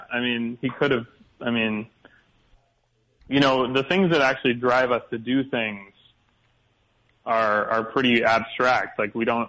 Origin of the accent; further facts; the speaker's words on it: Canada; So I'm from Canada. I'm a Canadian comedian